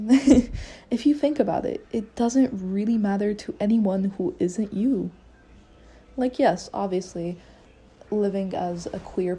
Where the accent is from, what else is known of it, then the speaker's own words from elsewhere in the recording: Egypt; moved away; I'm Egyptian, I'm from Egypt.